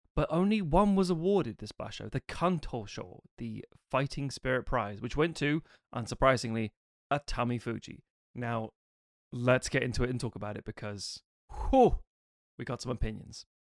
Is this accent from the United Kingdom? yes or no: yes; United Kingdom; we're three British sumo wrestling fans